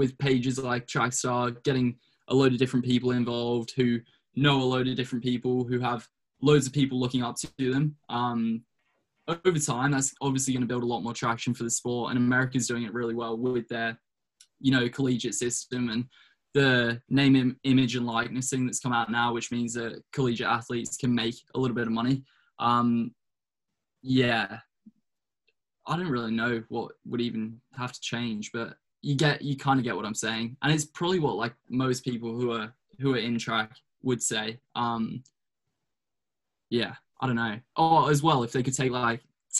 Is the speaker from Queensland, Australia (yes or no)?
yes; Brisbane, Queensland, Australia; moved away as an adult; now in United States; Brisbane. Yeah. My hometown in Australia.